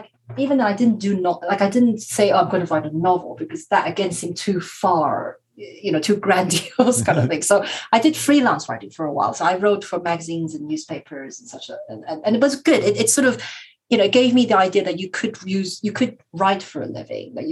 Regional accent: Taiwan; I'm from Taiwan

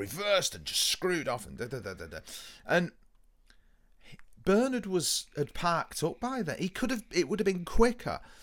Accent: United Kingdom; we are British

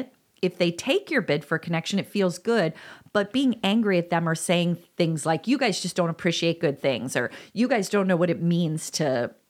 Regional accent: DeKalb, Illinois, United States; It's I grew up in DeKalb and that was a big symbol and it was everywhere.

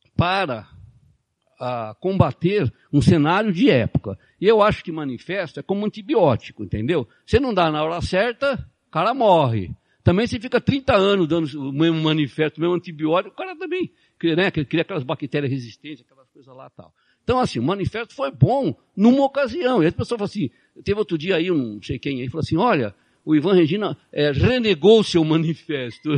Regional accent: Brazil; a gente é brasileiro

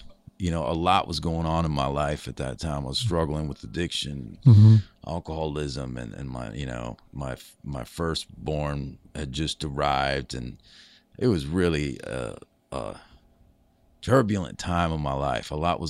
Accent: Minneapolis, Minnesota, United States; also born or lived in New York City; Yeah, I grew up in the Twin Cities, Minneapolis, St. Paul.

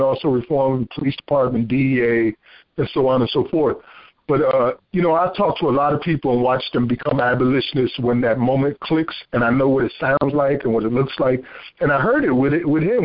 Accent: Paterson, New Jersey, United States; now in South Carolina, United States; as a native of New Jersey, born and raised in Paterson, New Jersey

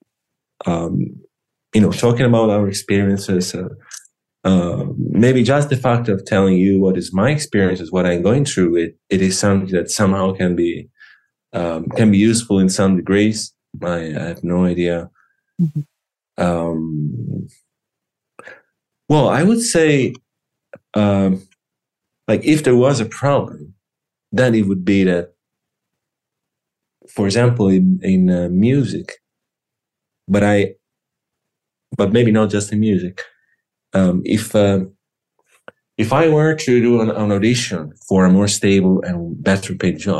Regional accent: Lucca, Tuscany, Italy; in my region, in Tuscany. I'm from Lucca

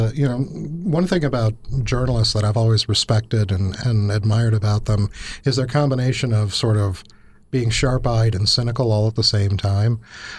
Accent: Chicago, Illinois, United States; I grew up in Chicago

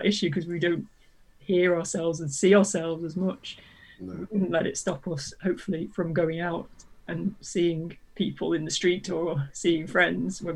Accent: United Kingdom; being British

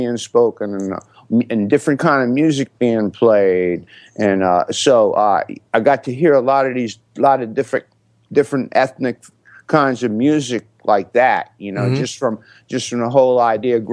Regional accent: New Orleans, Louisiana, United States; growing up in New Orleans

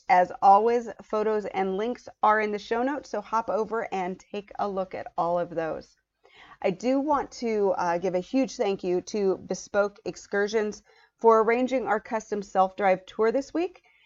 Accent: United States; as an American

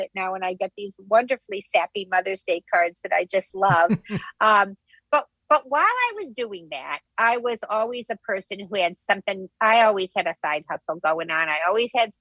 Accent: Midwest, United States; now in New Jersey, United States; I'm a New Jersey resident, born and raised in the Midwest, but transplanted here to the East Coast.

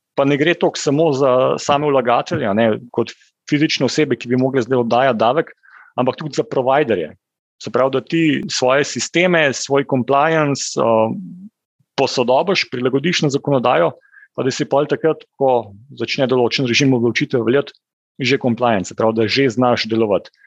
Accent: Slovenia

